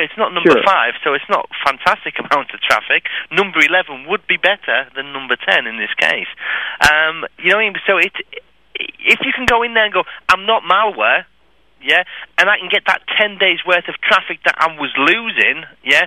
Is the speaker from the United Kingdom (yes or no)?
yes; England, United Kingdom; I'm English